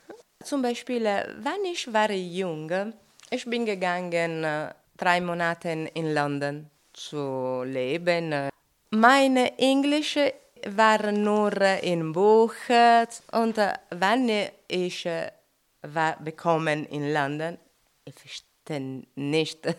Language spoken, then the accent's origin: German; Italy; German is a second language; now in Austria; Guten Tag … ich bin aus Italien und ich lebe in Österreich seit sechs Jahren.